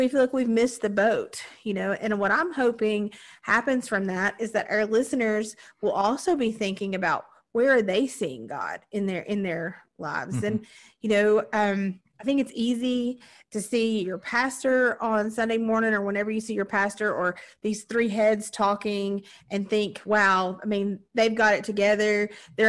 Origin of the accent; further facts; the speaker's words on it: Southern Appalachia, United States; we're all Appalachian, Southern Appalachian folks